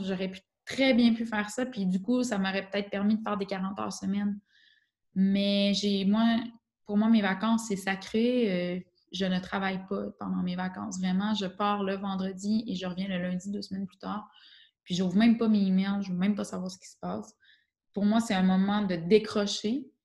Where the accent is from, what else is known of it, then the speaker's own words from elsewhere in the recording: Quebec, Canada; accent: Québécois; moved away as an adult; now in Switzerland; Je suis arrivée avec mon accent québécois euh, bien prononcé